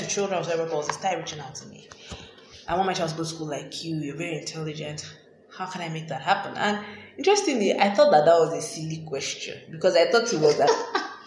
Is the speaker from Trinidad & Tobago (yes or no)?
no; Nigeria; I grew up in Nigeria